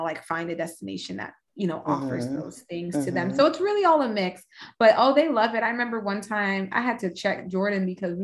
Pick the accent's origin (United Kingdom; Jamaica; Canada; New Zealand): Jamaica; I'm Jamaican